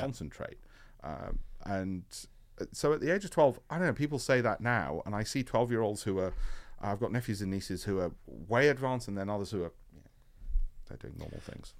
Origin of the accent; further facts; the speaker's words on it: Leeds, Yorkshire and the Humber, United Kingdom; I grew up in Leeds.